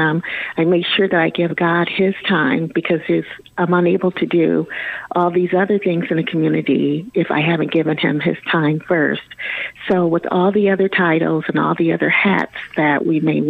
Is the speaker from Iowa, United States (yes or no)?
yes; Fort Dodge, Iowa, United States; Fort Dodge being my hometown. So being my hometown, you know the folks here that live here.